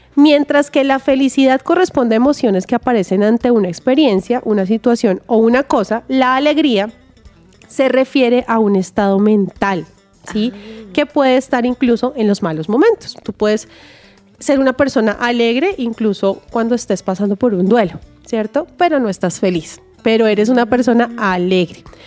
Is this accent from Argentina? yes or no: no; Bogotá, Colombia; yo nací en Bogotá, toda mi familia es santanderiana, por ende yo también soy santanderiana